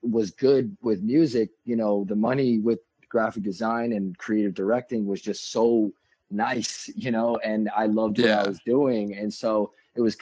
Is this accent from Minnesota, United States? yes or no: no; New York, United States; I'm from New York.